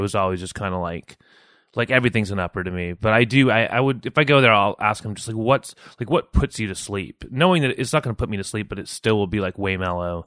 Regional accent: San Jose, California, United States; moved away as an adult; also born or lived in New York City / Mountain View; now in Portland, United States; I grew up in South Bay, like, uh, Campbell and Sunnyvale and San Jose.

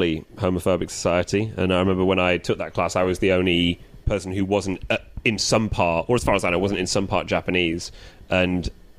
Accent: England, United Kingdom; as an Englishman

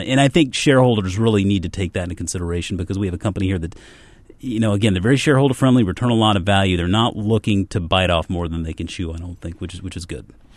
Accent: Charleston, South Carolina, United States; I grew up in Charleston, South Carolina

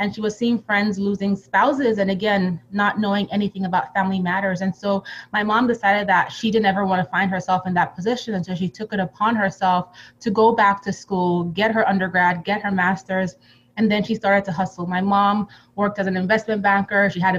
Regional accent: Nigeria; also born or lived in Europe; Yeah, so I actually grew up, you know, between Nigeria and Europe.

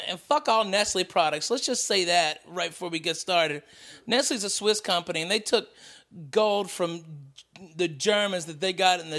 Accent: the South, United States; accent: Southern; moved away; The more time I spend in the South, my accent really pumps up

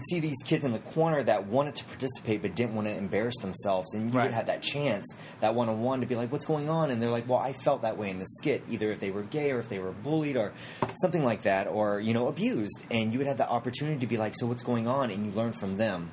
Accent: South Carolina, United States; moved away; I'm originally from South Carolina

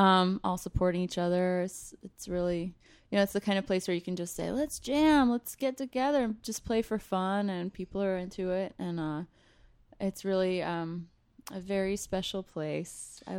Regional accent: North Carolina, United States; moved away as an adult; also born or lived in Rochester, New York / Vienna, Austria; now in Philadelphia, United States; I'm from North Carolina originally.

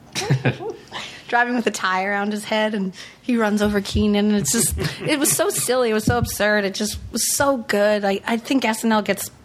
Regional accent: Long Island, New York, United States; moved away; also born or lived in Bay Area; I grew up on Long Island

